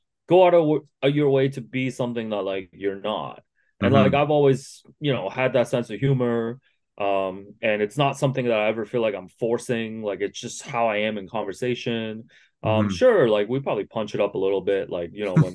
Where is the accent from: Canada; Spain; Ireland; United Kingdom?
Canada; Markham, Ontario; English is a second language; growing up in Markham